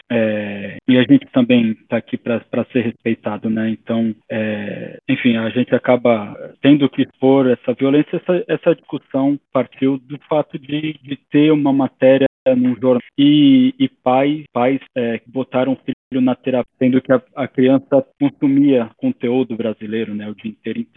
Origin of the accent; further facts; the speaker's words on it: Brazil; now in Portugal; covarde, porque eu não posso deixar de ser brasileiro brasileiro. Eu também não vou ficar forçando o sotaque português, eu já estou aqui há muitos anos